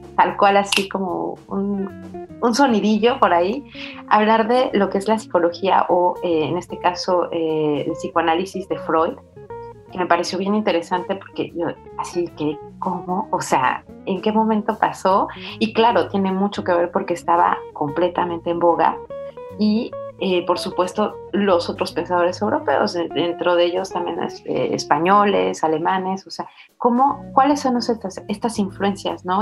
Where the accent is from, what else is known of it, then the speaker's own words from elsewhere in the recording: Mexico; now in France; no habíamos tenido una película que nos confrontara como mexicanos